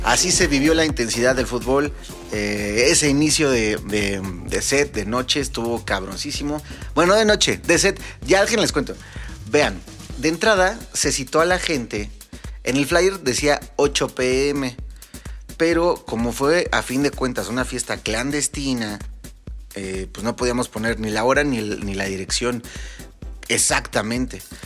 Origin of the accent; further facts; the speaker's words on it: Mexico; como mexicanos que somos